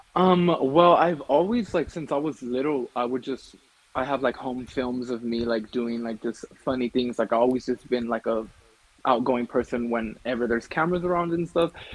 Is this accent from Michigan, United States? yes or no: no; California, United States; moved away as an adult; now in Colorado, United States; I was born in California, but I currently live in Colorado